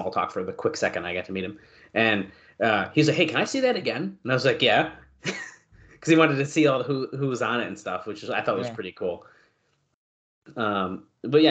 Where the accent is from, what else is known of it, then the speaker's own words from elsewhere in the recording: Syracuse, New York, United States; I grew up like a half mile from this post office.